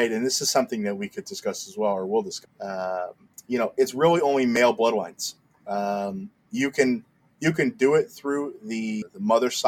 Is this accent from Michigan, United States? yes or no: yes; Detroit, Michigan, United States; Um, 28 as of this recording. Uh, I'm from Detroit originally.